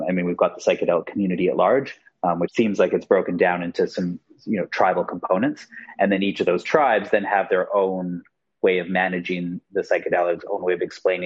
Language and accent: English; Canada; moved away as an adult; also born or lived in United Kingdom / Australia; Well, I'm from Canada, but I've also lived in the UK and Australia.